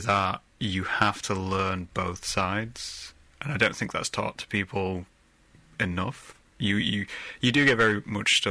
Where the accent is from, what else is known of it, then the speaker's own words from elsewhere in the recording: Middle England, Midlands, United Kingdom; I'm from Middle England, so we get told we're not Southern, we're not Northern